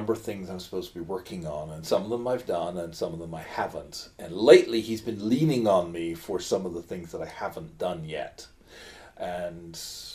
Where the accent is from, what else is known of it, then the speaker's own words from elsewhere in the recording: England, United Kingdom; as an English person